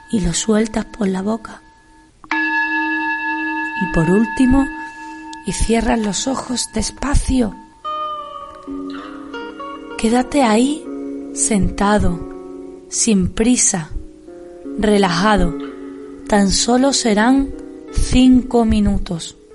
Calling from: Seville, Andalusia, Spain; Buenas tardes a todos. Os hablo desde Sevilla. … soy una profe del Colegio Santa Ana de Sevilla

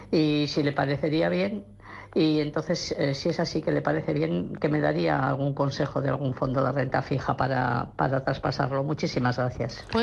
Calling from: Bilbao, Basque Country, Spain; de Bilbao. y quería preguntarle al señor analista de fondos.

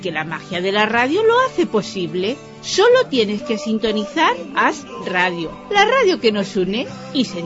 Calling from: Tarragona, Catalonia, Spain; de Tarragona.

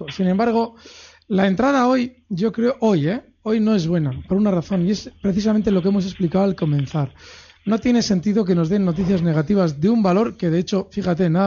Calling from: Valencia, Valencian Community, Spain; Buenas tardes … de Valencia.

